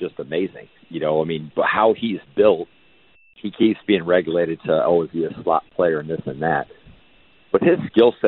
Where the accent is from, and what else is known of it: Miami, Florida, United States; born or raised there